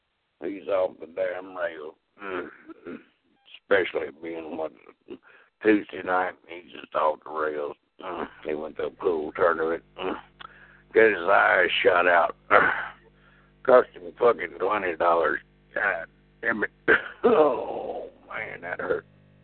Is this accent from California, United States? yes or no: no; Philadelphia, Pennsylvania, United States; Dude, I'm from Philly, man.